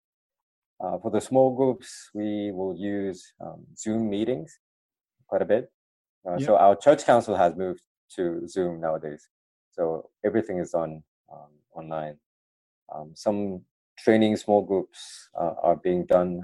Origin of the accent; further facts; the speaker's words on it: Sydney, New South Wales, Australia; moved away as an adult; also born or lived in United States; now in Melbourne, Australia; I grew up in Sydney.